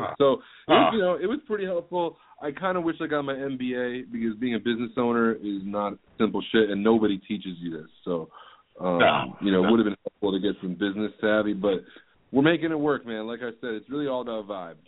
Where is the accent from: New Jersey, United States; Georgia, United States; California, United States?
New Jersey, United States; moved away as an adult; now in Syracuse, United States; I'm from Jersey